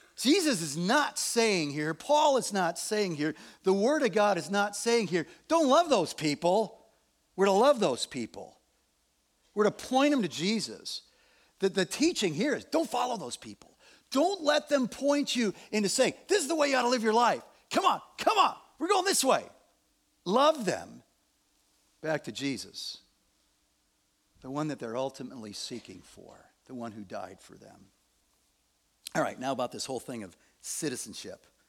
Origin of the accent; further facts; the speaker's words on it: Evanston, Illinois, United States; I was born in Evanston, Illinois